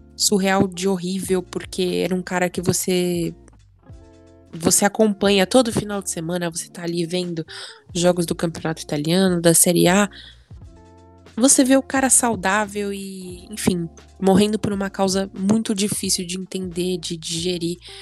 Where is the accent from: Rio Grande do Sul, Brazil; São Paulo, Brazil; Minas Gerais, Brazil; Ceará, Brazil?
São Paulo, Brazil; como brasileira, como paulista